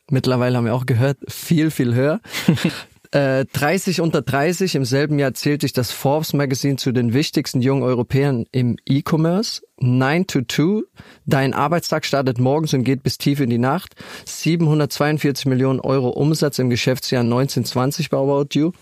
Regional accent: Ludwigshafen, Rhineland-Palatinate, Germany; meiner Heimatstadt Ludwigshafen

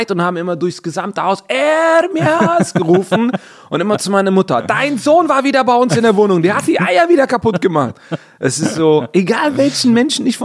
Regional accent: Cologne, North Rhine-Westphalia, Germany; in der Etzelstraße, genau. Da sind wir groß geworden.

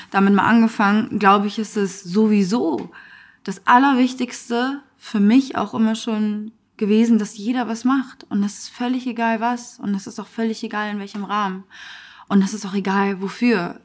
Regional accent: Hamburg, Germany; also born or lived in Afghanistan; ich bin dann im Asylbewerberheim groß geworden

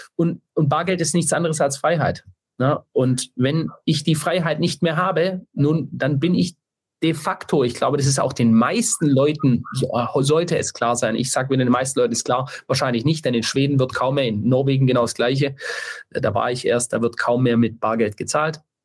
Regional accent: Stuttgart, Baden-Württemberg, Germany; ich komme ja aus Stuttgart

